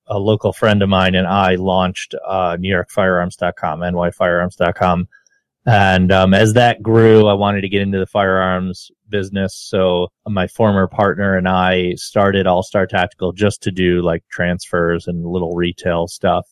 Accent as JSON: {"language": "English", "town": "Rochester", "region": "New York", "country": "United States", "tie": "born or raised there", "also_born_or_lived": "Albany, New York", "said": "I grew up around here in Rochester, went to college in Albany, and came back"}